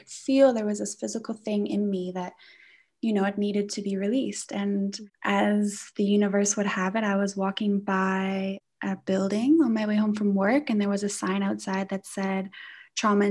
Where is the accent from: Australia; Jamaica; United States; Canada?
Canada; moved away as an adult; now in South Africa; I'm coming from Canada, I'm Canadian. So I moved here in 2012